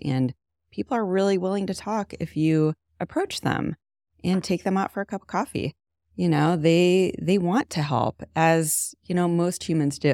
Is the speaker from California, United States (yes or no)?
no; Canton, Ohio, United States; moved away as an adult; also born or lived in Jersey City / Hoboken; now in Shaker Heights, United States; I grew up in Canton